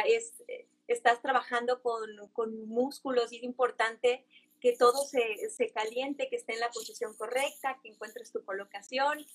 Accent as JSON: {"language": "Spanish", "town": "Guadalajara", "region": "Jalisco", "country": "Mexico", "moved": "as an adult", "lives_now": "Los Angeles, United States", "said": "Yo soy tapatía, orgullosamente"}